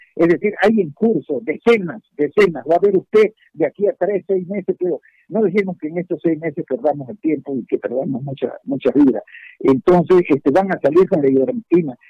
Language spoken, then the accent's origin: Spanish; Santa Cruz, Bolivia